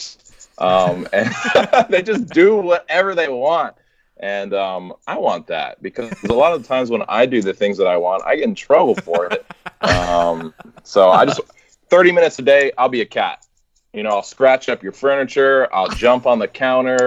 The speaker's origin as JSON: {"language": "English", "region": "Alabama", "country": "United States", "also_born_or_lived": "Texas", "moved": "as an adult", "lives_now": "Oklahoma, United States", "said": "I am from Alabama"}